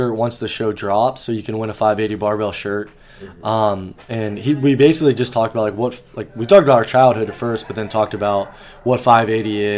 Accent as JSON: {"language": "English", "town": "Beaver", "region": "Pennsylvania", "country": "United States", "tie": "born or raised there", "said": "growing up in Beaver"}